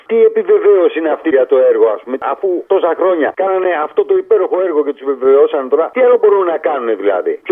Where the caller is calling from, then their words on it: Auvergne-Rhône-Alpes, France; Είμαι ο επιτήδιο από τη Γαλλία, ο ξέρει εκεί πέρα κοντά